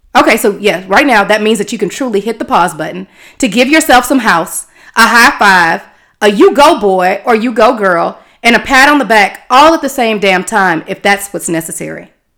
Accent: Houston, Texas, United States; moved away as an adult; also born or lived in Tallahassee, Florida; now in California, United States; continuing my on-air experience in my hometown of Houston, Texas

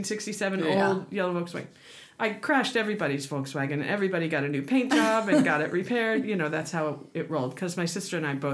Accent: Orlando, Florida, United States; moved away; also born or lived in Alabama; I grew up in Orlando.

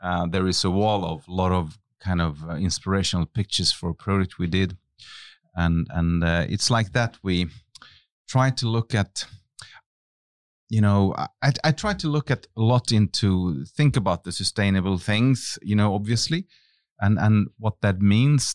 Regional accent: Finland; moved away as an adult; I come from Finland, and I was a very shy young man at the time

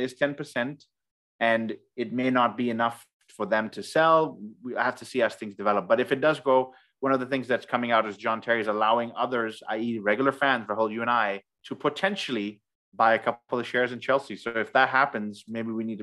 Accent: Ghana; we are from Ghana

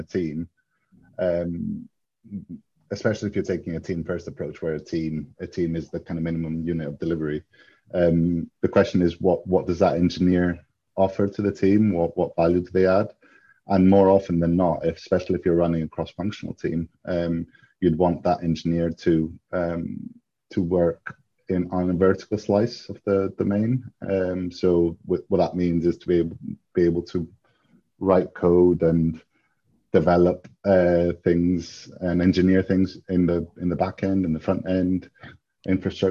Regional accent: Greece; moved away; I grew up in Greece, but I have a Greek dad and an English mum from County Durham, so I am half British, half Greek.

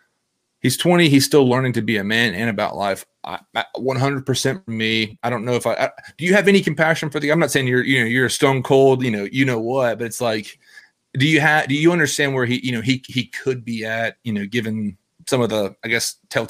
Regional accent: Nashville, Tennessee, United States; I'm from Nashville.

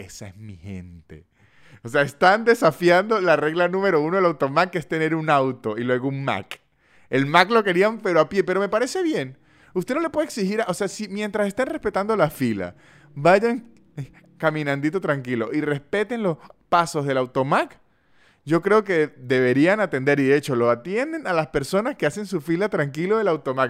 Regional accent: Venezuela; moved away; also born or lived in Caracas; soy de San Todo y allá McDonald's no era 24 horas

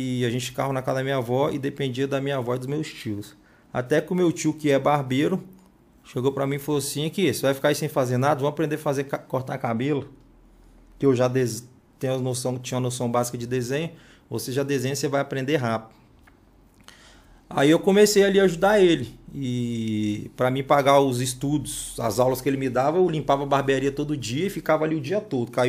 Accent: Cariacica, Espírito Santo, Brazil; E sou nascido e criado ali no Morro do Meio

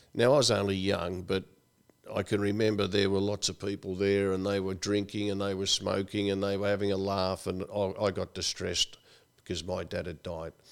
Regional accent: Melbourne, Victoria, Australia; also born or lived in Dunolly, Victoria; back in Coburg and Brunswick, where we grew up and went to school

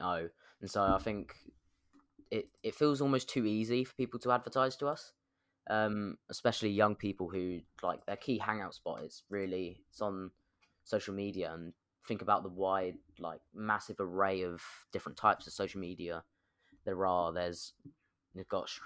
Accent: London, United Kingdom; I'm from South London

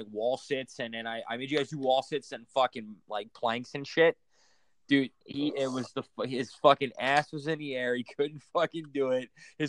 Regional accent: Philadelphia, Pennsylvania, United States; I grew up in Philly, and I can move to fucking L.A., and I'd still love the Flyers.

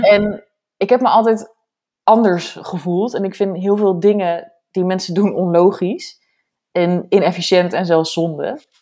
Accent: area around Zeist, Utrecht, Netherlands; moved away as an adult; de omgeving van waar ik vandaan kom

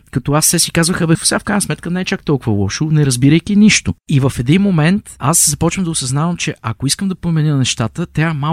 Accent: Pazardzhik, Pazardzhik Province, Bulgaria; moved away as an adult; also born or lived in Brno; аз съм от Пазарджик

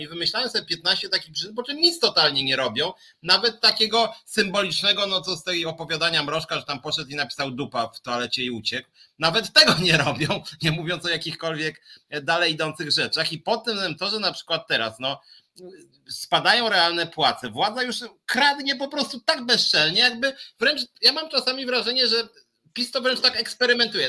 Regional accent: Poland; urodziliśmy się w Polsce

